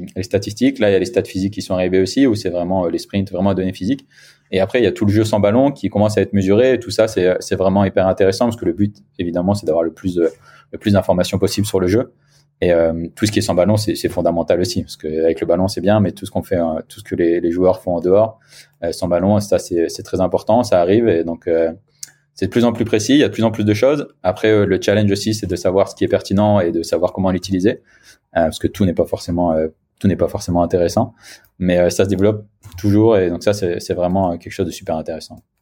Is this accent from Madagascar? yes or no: no; the Nord, Hauts-de-France, France; moved away as an adult; also born or lived in Brittany / Paris; now in Nice, France; je suis originaire du Nord, moi, à la base